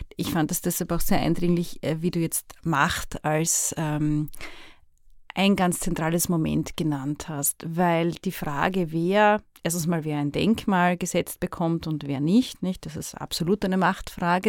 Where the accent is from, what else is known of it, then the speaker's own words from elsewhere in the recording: Vienna, Austria; Ich spreche jetzt hier sehr als Wienerin